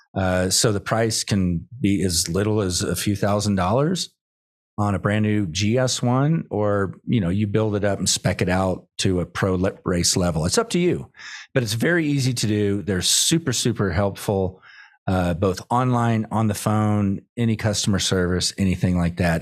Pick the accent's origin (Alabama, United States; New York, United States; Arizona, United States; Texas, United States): Texas, United States; Austin; my hometown of Austin